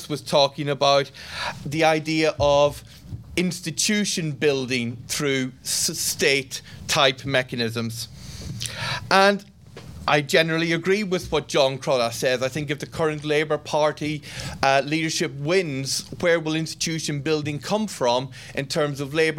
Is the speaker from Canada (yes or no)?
no; Ireland; an Irishman